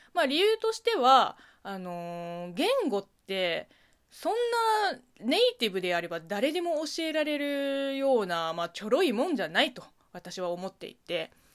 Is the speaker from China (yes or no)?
yes; China; moved away; 中国生まれ、中国育ちの私